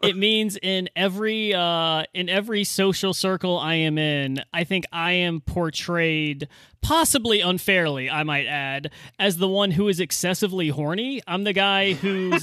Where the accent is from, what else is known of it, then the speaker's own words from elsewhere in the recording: United States; as an American